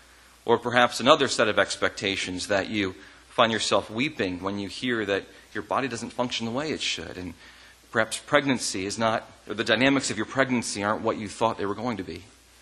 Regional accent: Ohio, United States; also born or lived in north of the US; And I am originally from Ohio, but I've lived all over the north in differing places.

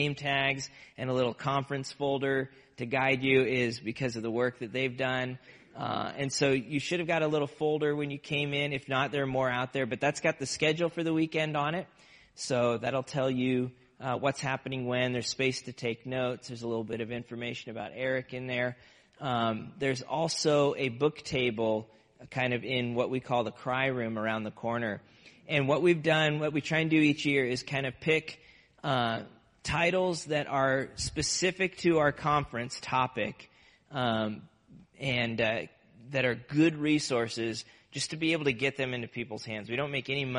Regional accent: Nebraska, United States; now in Massachusetts, United States; I grew up in Nebraska

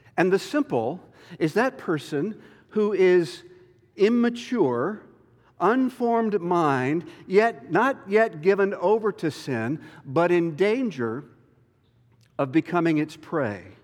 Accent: North Carolina, United States; moved away; my home state of North Carolina

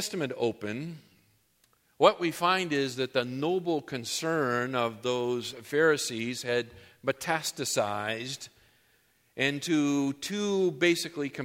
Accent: New England, United States; now in Southern California, United States; When I grew up in New England

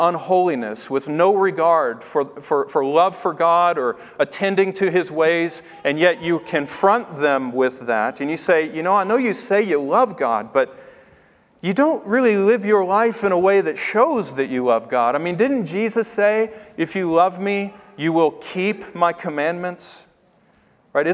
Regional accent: Tennessee, United States; I grew up in Tennessee

